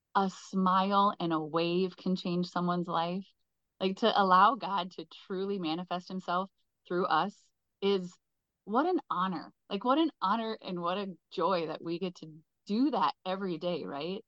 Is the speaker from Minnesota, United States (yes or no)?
yes; Southwestern Minnesota, United States; I am from Southwestern Minnesota